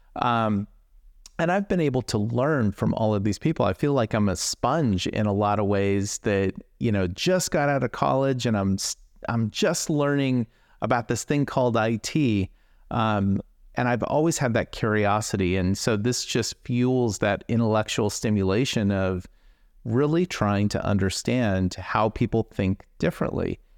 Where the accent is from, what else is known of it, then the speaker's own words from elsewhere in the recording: Silicon Valley, California, United States; growing up in Silicon Valley